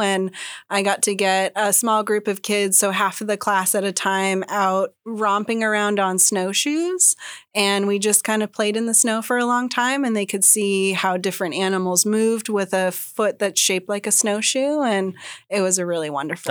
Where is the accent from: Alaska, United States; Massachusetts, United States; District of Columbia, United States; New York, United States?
Alaska, United States; Sitka; also born or lived in Oregon / Washington; now in Juneau, United States; I grew up in Sitka and then I lived uh, down in Oregon and Washington for a while